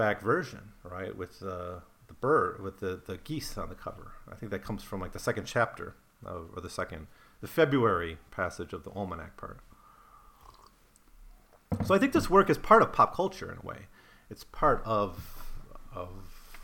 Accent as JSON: {"language": "English", "region": "Wisconsin", "country": "United States", "tie": "born or raised there", "said": "I grew up in Wisconsin"}